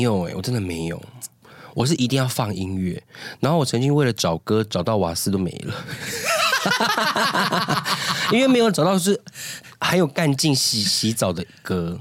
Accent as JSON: {"language": "Chinese", "country": "Taiwan", "tie": "born or raised there", "said": "因为我们两个就是在部落长大"}